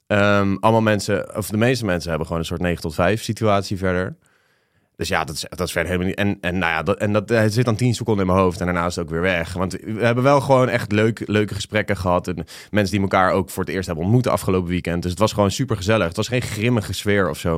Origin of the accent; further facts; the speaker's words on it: The Hague, South Holland, Netherlands; Hoor mij nou, als Hagenees